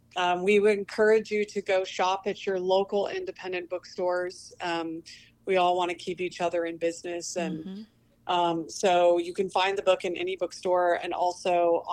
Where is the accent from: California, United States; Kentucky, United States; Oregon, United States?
Oregon, United States; because I'm from Oregon